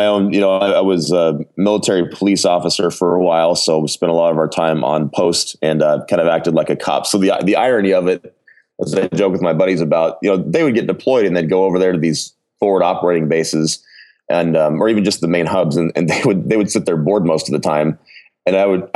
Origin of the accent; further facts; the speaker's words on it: Rapid City, South Dakota, United States; also born or lived in Texas; I was born in Texas and spent my first few years there, but then Rapid City, South Dakota is what I would call my hometown